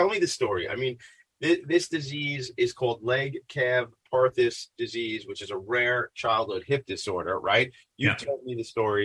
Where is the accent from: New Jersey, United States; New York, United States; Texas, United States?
New York, United States; Franklin Square; I grew up in Franklin Square.